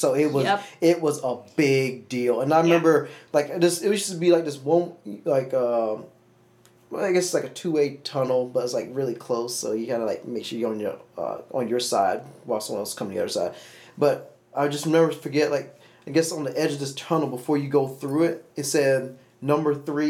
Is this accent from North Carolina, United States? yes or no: yes; near Welcome, North Carolina, United States; near my hometown is Welcome, North Carolina.